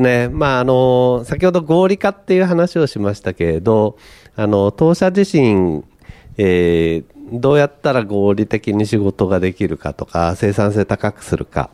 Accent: Niigata, Japan; moved away; 私があの、新潟出身でですね

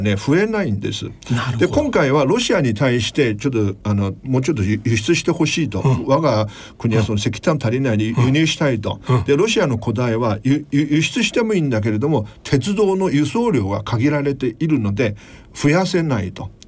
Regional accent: Nanjing, Jiangsu, China; Japanese is a second language; now in Japan; 江蘇省私南京の出身だから

